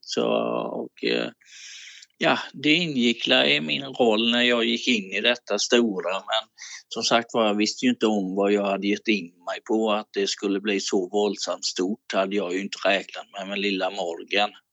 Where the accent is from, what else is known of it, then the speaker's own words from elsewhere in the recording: Falkenberg, Halland County, Sweden; jag har bott i Halland hela mitt liv, i Falkenbergs kommun